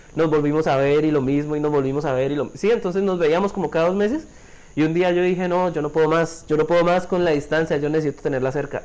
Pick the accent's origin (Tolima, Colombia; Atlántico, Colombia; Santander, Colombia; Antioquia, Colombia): Santander, Colombia; Bucaramanga; moved away; soy de Santander, específicamente de la capital, soy de Bucaramanga, tengo 24 años